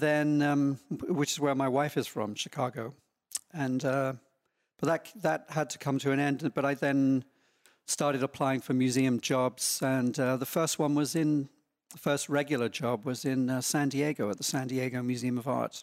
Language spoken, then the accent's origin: English; small town near London, England, United Kingdom; now in Laguna Beach, United States; I grew up in, um, quite a small town, not very far from London